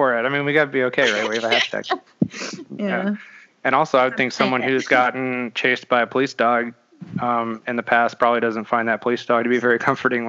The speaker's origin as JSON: {"language": "English", "country": "Netherlands", "tie": "born or raised there", "also_born_or_lived": "Belgium", "moved": "as an adult", "lives_now": "United States", "said": "I grew up in Europe. I'm American, but I grew up over there. I moved here at 18"}